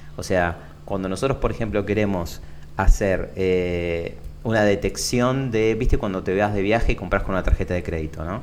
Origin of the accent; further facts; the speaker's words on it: Lomas de Zamora, Buenos Aires Province, Argentina; nací en Lomas de Zamora, que es acá en el sur de Buenos Aires, con urbano bonaerense